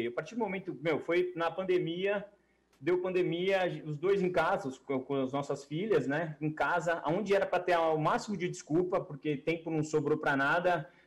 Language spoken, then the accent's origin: Portuguese; Brazil; Mas, né, meu, como brasileiro, assim, sei lá, eu tava um pouquinho de pé atrás